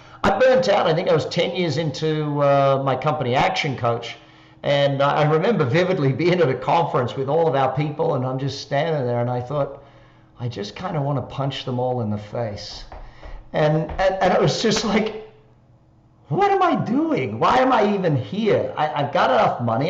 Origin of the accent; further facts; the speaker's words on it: Australia; accent: Australian; moved away as an adult; also born or lived in Darwin, Australia / Adelaide, Australia; now in Las Vegas, United States; people will be able to tell by the accent, I'm Australian, obviously. I live here in Las Vegas now